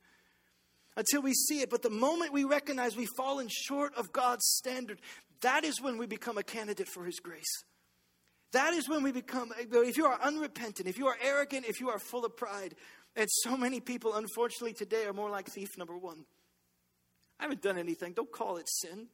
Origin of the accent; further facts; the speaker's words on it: Baton Rouge, Louisiana, United States; I'm from Baton Rouge.